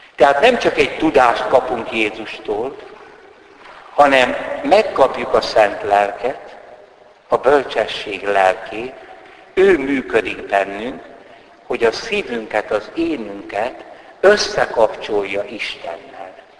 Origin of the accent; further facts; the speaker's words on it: Hungary; Siolgárban, szülőfalumban